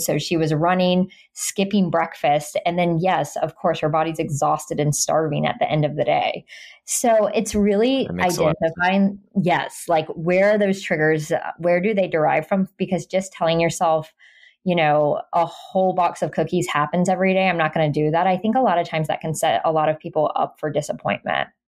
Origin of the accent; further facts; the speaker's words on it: Jacksonville, Florida, United States; it's in my hometown